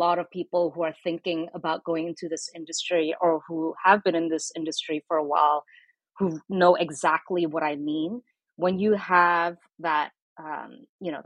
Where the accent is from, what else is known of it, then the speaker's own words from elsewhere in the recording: Singapore; also born or lived in Indonesia; now in United States; I didn't grow up in the US. You know, I was born in Indonesia. I grew up in Singapore